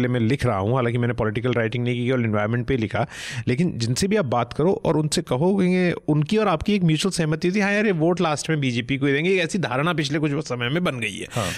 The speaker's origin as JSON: {"language": "Hindi", "region": "Uttarakhand", "country": "India", "said": "मैं खुद उत्तराखंड से आता हूँ"}